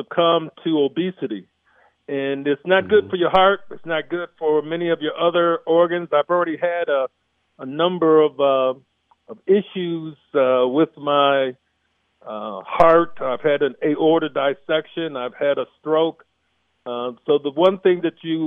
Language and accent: English; Flint, Michigan, United States; I grew up in Flint, Michigan